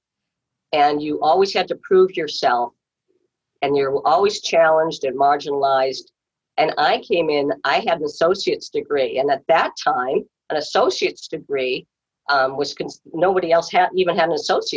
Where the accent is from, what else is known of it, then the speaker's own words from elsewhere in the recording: Walpole, Massachusetts, United States; I grew up in Walpole